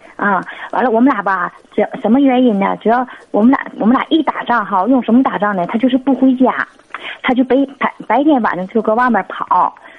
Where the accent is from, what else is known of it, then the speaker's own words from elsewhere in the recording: Northeast China, China; 我是，我是东北的